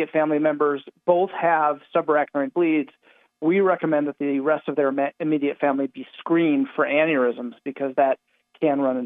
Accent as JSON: {"language": "English", "region": "Northeast Ohio", "country": "United States", "said": "I'm from the Northeast Ohio area."}